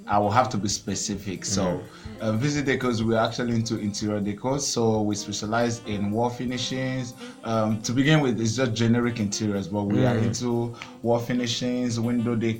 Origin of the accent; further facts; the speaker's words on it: Aba, Abia, Nigeria; also born or lived in Anambra State; I grew up in the city Aba, ABA city.